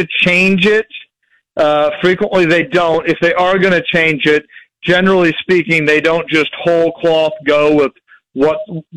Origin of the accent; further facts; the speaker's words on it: Jefferson City, Missouri, United States; I grew up in Jefferson City, Missouri